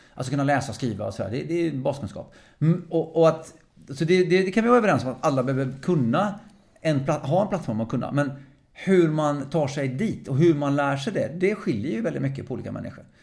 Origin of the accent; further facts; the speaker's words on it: Lysekil, Västra Götaland, Sweden; moved away; also born or lived in Faroe Islands / Norway / Lidingö / Gothenburg; Så jag kom till Sverige som sex sexåring, ungefär sex och halvt åring. Kom jag till Lysekil, västkusten. Mm. Så växte upp som bohuslänning.